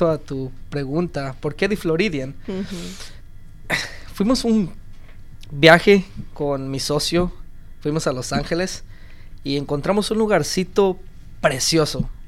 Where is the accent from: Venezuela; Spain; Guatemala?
Guatemala; moved away; Yo soy guatemalteco.